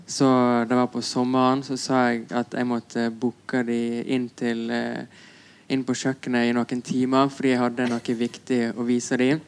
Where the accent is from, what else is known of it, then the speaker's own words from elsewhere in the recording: Radøy, Vestland, Norway; accent: Radøy dialect (stril); now in Oslo, Norway; jeg har hørt veldig lite musikk fra Norden med min dialekt